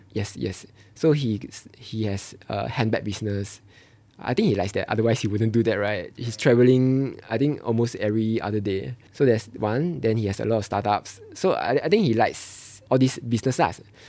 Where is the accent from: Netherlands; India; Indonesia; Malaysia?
Malaysia; moved away as an adult; now in Singapore; I'm from Malaysia